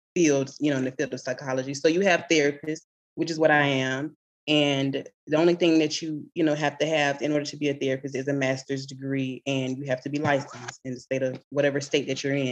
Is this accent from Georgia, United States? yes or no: yes; Swainsboro, Georgia, United States; moved away as an adult; now in Atlanta, United States; I'm from Swainsboro, Georgia